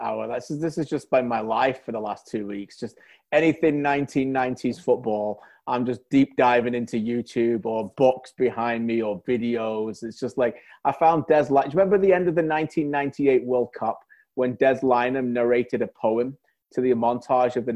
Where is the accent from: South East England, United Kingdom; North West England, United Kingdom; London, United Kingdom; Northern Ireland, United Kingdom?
North West England, United Kingdom; Preston; Preston, my hometown